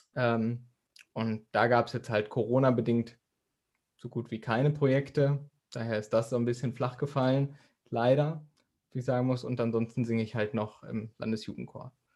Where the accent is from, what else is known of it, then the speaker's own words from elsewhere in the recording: Dortmund, North Rhine-Westphalia, Germany; ich komme ja aus Dortmund